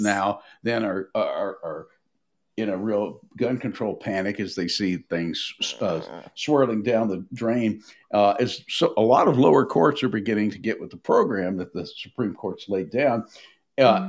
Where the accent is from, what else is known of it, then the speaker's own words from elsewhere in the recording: Nashville, Tennessee, United States; I grew up in Nashville